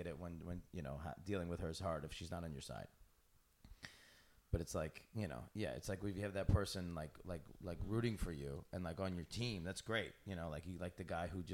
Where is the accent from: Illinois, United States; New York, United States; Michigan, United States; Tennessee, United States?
New York, United States; Syracuse; growing up in like Syracuse